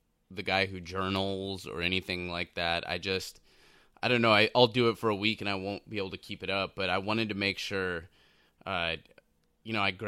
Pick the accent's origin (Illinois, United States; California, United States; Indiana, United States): California, United States; Southern; I'm a kid from Southern California